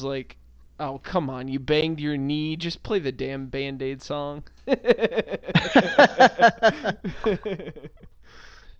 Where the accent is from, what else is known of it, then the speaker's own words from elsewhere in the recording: United States; I'm an American